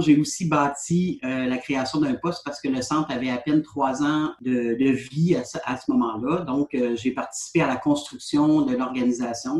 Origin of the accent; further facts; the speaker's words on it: Côte-Nord, Quebec, Canada; also born or lived in Sherbrooke; moi, j'ai quitté ma belle région de la Côte-Nord pour aller étudier à Sherbrooke en travail social suite à ma formation, je suis revenue chez moi